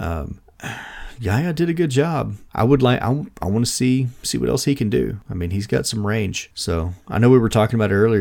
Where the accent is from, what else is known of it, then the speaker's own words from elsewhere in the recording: United States; as an American